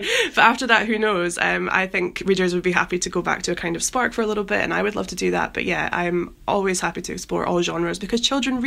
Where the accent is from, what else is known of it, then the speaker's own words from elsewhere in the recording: Edinburgh, Scotland, United Kingdom; now in London, United Kingdom; Edinburgh, my hometown